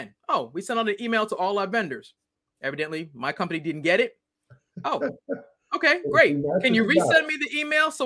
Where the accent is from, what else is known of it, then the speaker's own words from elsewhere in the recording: Boston, Massachusetts, United States; I'm originally from Boston